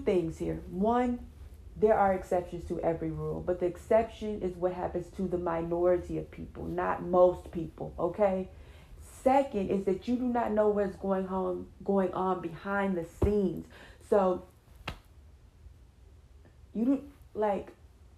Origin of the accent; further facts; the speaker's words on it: California, United States; I'm from California